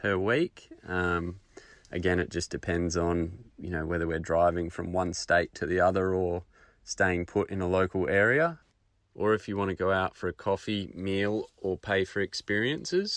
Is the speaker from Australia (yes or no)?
yes; Perth, Western Australia, Australia; We're from Perth, WA, and we're currently travelling around Australia